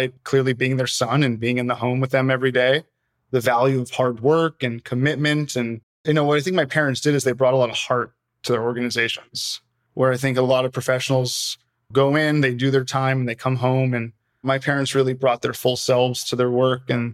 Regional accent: San Diego, California, United States; moved away as an adult; now in Hawaii, United States; I'm born and raised in San Diego, spent my whole life at the same house in Claremont.

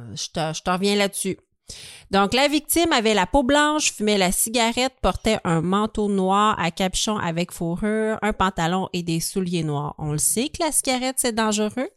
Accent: Montreal, Quebec, Canada; nous, on est de Montréal

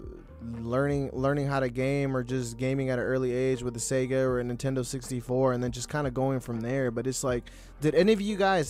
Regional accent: United States; me as an American

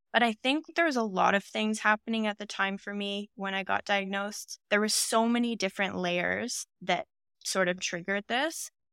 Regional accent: Ontario, Canada; now in Vancouver, Canada; I'm originally from Ontario

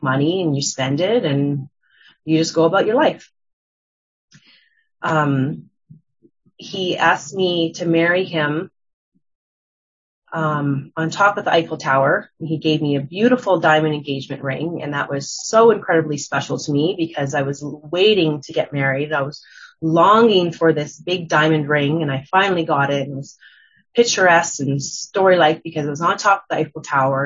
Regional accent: Calgary, Alberta, Canada; I'm from Calgary, Alberta as well.

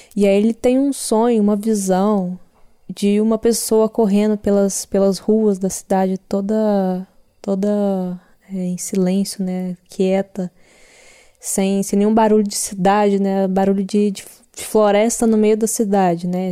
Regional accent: Cerrado, Brazil; eu cresci no Cerrado

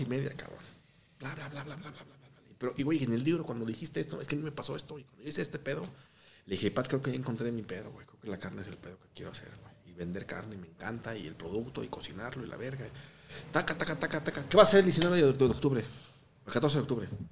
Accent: Mexico; also born or lived in Guatemala; yo tengo pasaporte guatemalteco, güey. Pero yo llegué de Guatemala cuando tenía dos años. Hoy tengo 38 años viviendo en México.

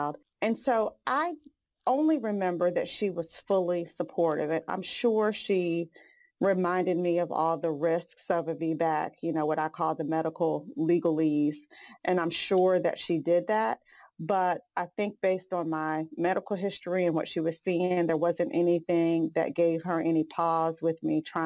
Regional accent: Hampton, Virginia, United States; now in Greensboro, United States; Growing up in Hampton, Virginia, and being besties since infancy

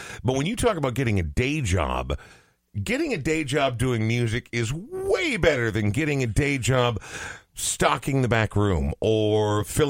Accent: Coon Rapids, Minnesota, United States; I'm also from northern Minnesota, but it's Coon Rapids

